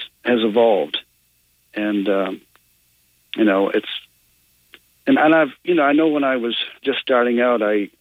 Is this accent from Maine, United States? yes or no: yes; Maine, United States; now in Tennessee, United States; I'm originally from Maine. I ended up here in Tennessee because of my interest and my travels